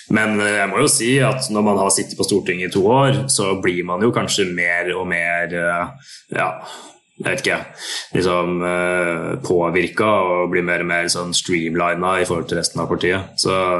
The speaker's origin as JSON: {"language": "Norwegian", "town": "Sarpsborg", "region": "Østfold", "country": "Norway", "tie": "born or raised there", "said": "når jeg vokste opp i Sarpsborg"}